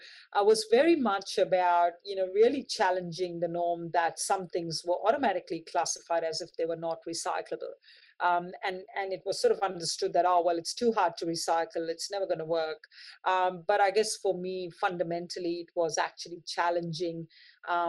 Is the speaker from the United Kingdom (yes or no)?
no; Mumbai, Maharashtra, India; moved away; I lived the early part of my life, was born in Mumbai